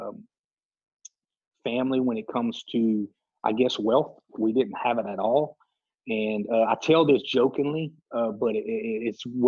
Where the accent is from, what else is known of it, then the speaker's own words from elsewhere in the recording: Lake Arthur, Louisiana, United States; also born or lived in Jennings, Louisiana; Growing up in Lake Arthur, a small town, everybody knows everyone